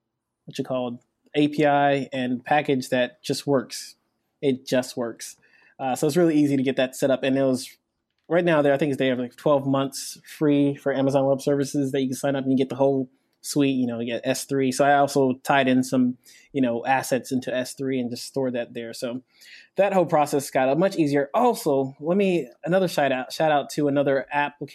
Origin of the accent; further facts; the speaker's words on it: Nigeria; moved away; I'm actually from Nigeria. I'm not from America